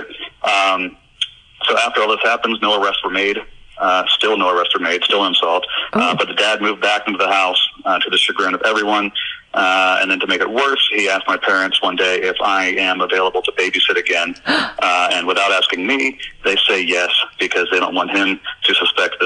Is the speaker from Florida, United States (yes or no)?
yes; Orlando, Florida, United States; born or raised there